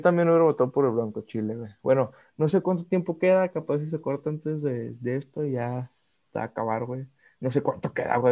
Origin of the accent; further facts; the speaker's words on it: Mexico; nosotros somos mexicanos